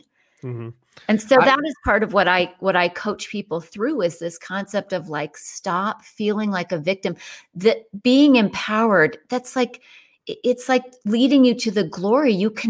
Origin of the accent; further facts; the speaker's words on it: Ireland; I'm Irish, so you're good.